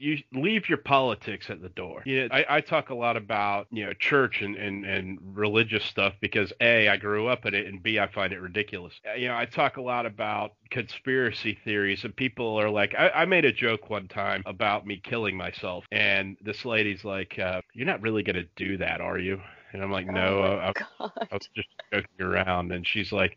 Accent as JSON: {"language": "English", "region": "Florida", "country": "United States", "tie": "born or raised there", "said": "growing up in Florida, like maybe I missed the boat because I grew up down here"}